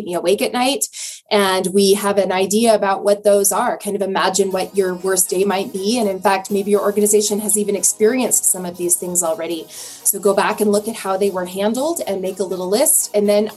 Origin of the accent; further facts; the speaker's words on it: Reno, Nevada, United States; I grew up in the Reno area